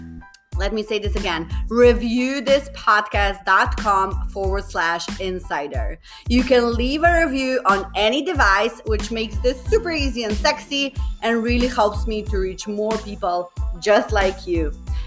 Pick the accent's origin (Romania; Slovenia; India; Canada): Slovenia; moved away as an adult; now in Sweden; I moved here 10 years ago from Slovenia. My parents are from Bosnia. So I always had this like colorful culture in me.